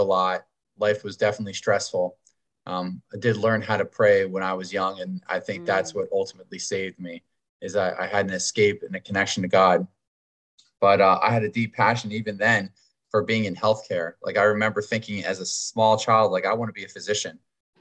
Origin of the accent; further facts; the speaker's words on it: Pennsylvania, United States; now in Wilmington, United States; I'm originally from Pennsylvania and it is actually a very beautiful place